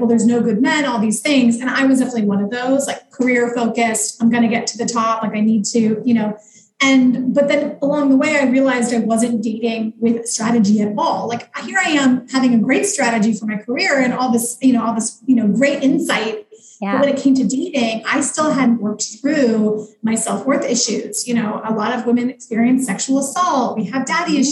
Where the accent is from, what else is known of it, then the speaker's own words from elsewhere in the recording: Midwest, United States; moved away as an adult; now in New York, United States; I'm from the Midwest